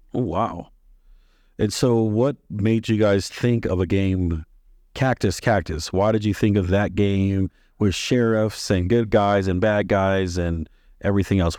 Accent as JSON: {"language": "English", "region": "Maryland", "country": "United States", "tie": "born or raised there", "also_born_or_lived": "Texas"}